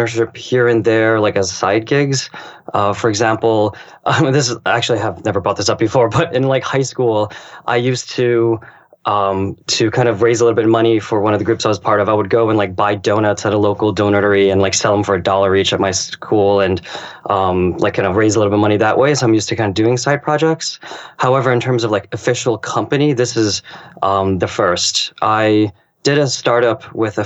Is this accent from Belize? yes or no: no; United States; also born or lived in Japan; my ethnic background is Chinese. I was born in America